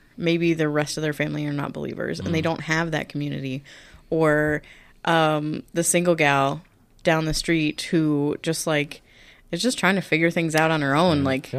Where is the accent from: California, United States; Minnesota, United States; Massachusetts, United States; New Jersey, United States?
Minnesota, United States; we're Minnesotan. Like, we don't like to ask for things.